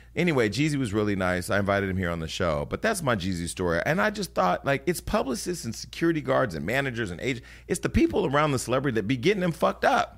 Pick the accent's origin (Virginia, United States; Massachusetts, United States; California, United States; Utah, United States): California, United States; Stockton; now in Los Angeles, United States; the mayor of my hometown